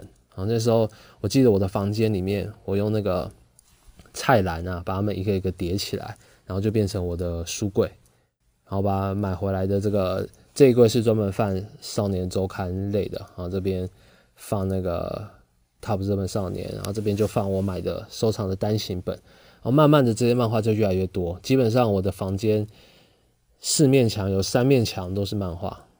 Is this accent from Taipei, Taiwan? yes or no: yes; Taipei, Taiwan; also born or lived in Kaohsiung; 后来我们就从啊高雄搬到台北去了。我小学四年级的时候搬到台北，来到台北之后，哦就不一样了，大城市了哈。